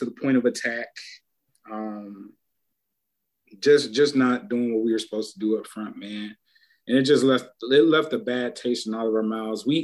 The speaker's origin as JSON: {"language": "English", "town": "Shaker Heights", "region": "Ohio", "country": "United States", "said": "I came from Shaker"}